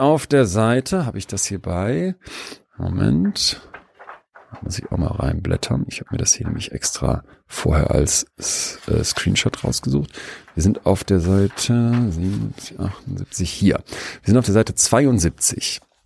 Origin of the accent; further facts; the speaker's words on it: Rhineland, Germany; wir sind ja aus dem Rheinland